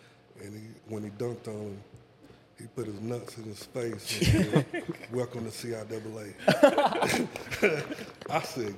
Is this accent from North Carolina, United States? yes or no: yes; Asheville, North Carolina, United States; now in Charlotte, United States